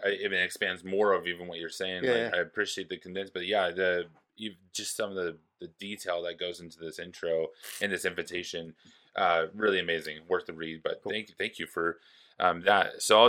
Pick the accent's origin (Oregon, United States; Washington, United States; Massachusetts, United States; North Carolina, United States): Oregon, United States; Forest Grove; My buddy Luke was up there with me and my buddy Johnny, and we're all from Forest Grove, Oregon.